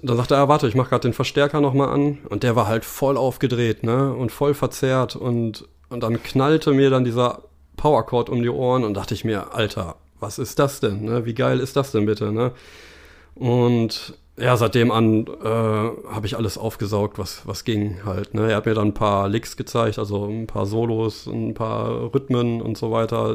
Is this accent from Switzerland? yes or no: no; Bielefeld, North Rhine-Westphalia, Germany; Ja, tatsächlich ganz langweilig in Bielefeld.